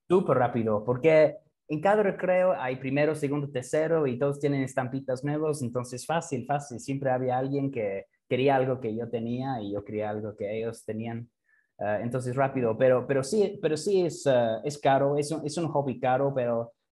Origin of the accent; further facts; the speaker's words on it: England, United Kingdom; Spanish is a second language; moved away as an adult; now in Mexico; en Inglaterra, cuando yo era niño